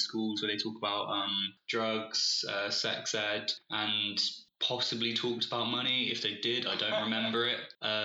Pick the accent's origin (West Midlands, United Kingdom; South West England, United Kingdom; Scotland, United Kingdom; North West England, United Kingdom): South West England, United Kingdom; Bristol; moved away as an adult; also born or lived in Leeds; I'm from Bristol originally